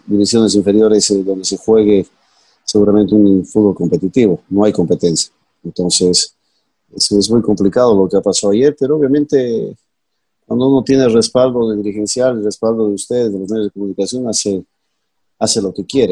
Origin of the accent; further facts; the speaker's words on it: Bolivia; como boliviano